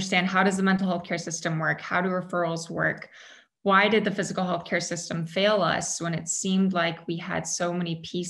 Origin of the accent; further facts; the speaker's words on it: Bay Area, California, United States; we grew up in the Bay Area right next to Stanford Hospital